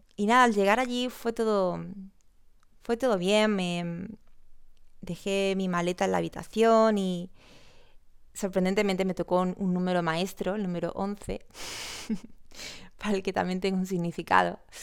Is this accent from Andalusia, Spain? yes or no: yes; Córdoba, Andalusia, Spain; soy de Córdoba